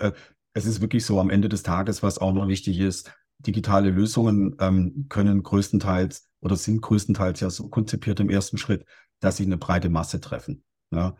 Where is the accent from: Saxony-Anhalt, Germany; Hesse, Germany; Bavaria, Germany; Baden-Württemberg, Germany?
Baden-Württemberg, Germany; Stuttgart; ich komme ja aus, aus Stuttgart